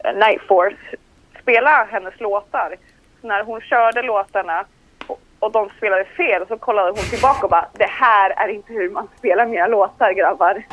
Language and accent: Swedish; Colombia; jag är liksom colombian